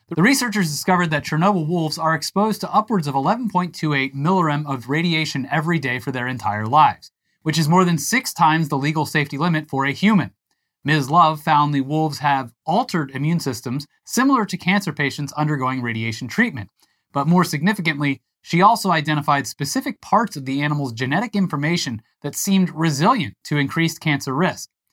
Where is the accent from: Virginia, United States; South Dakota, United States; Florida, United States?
Florida, United States; moved away; I grew up in Florida